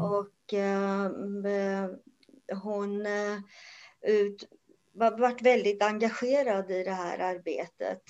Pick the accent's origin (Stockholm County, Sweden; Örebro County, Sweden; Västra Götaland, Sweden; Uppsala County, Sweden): Örebro County, Sweden; Örebro; moved away as an adult; now in Karlskoga, Sweden; född och uppvuxen i Örebro, men eh, sen 79 så bor jag i Karlskoga.